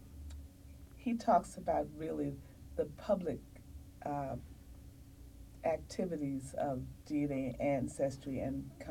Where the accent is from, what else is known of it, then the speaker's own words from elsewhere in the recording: Washington, District of Columbia, United States; I'm from Washington, D.C., Virginia area